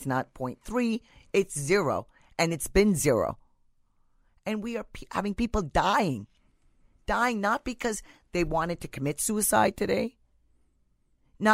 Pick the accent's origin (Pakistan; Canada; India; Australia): India; So the history goes back to where I'm originally from. Mm-hmm. I'm from India.